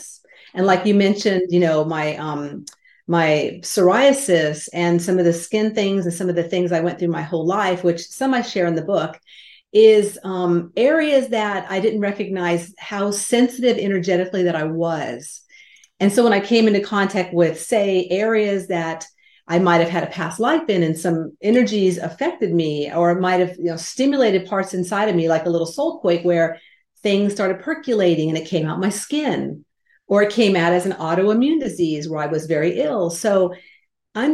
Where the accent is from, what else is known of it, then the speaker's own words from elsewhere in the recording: California, United States; I grew up in California where the earth shook